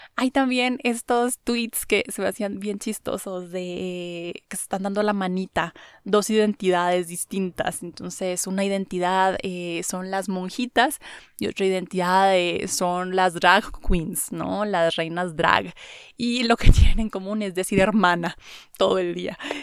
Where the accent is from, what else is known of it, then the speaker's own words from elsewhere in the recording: Mexico; soy mexicano, me gusta mi cultura, me gustan mis valores